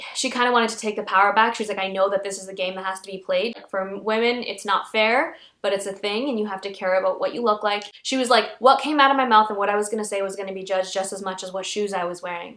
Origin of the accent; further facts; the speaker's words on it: Pakistan; I'm Pakistani